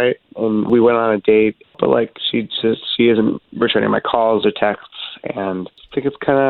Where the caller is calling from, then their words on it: College Park, United States; Yeah, I'm in College Park.